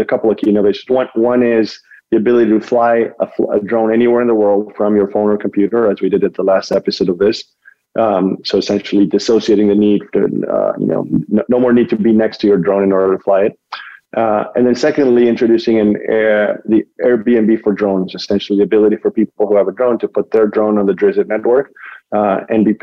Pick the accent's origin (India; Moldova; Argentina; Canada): Argentina; moved away as an adult; now in United States; I was born and raised in Argentina